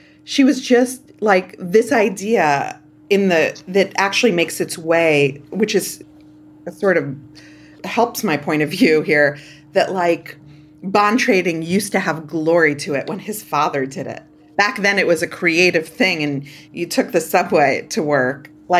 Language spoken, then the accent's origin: English; New York City, New York, United States; I grew up in Canarsie. My sisters went to school in Crown Heights